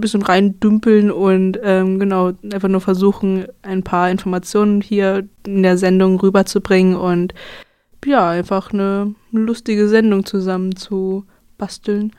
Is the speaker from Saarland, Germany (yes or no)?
no; Brandenburg, Germany; moved away as an adult; also born or lived in Berlin; now in Jena, Germany; ich wurde in Berlin geboren, bin aber in Brandenburg aufgewachsen